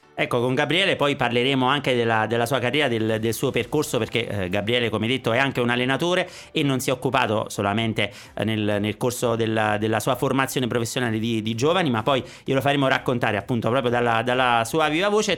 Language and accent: Italian; Campania, Italy; accent: Campanian; moved away as an adult; now in Sanremo, Italy; io vivo qui da 15 anni, ma l'accento campano non l'ho perso